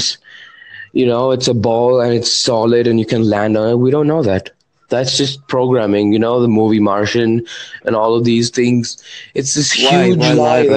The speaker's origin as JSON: {"language": "English", "country": "India", "said": "I'm from India."}